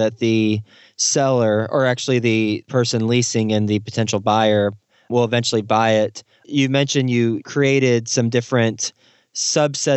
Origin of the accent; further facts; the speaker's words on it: Fort Worth, Texas, United States; Fort Worth, Texas, my hometown where I grew up